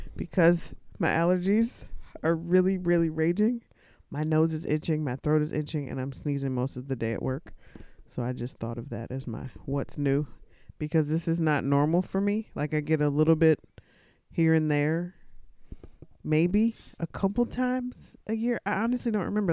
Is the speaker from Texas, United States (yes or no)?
yes; Texas, United States; when I was a kid, growing up in Texas.